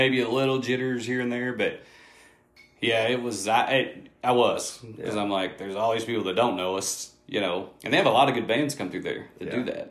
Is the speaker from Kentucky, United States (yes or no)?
yes; Northern Kentucky, United States; I'm from Northern Kentucky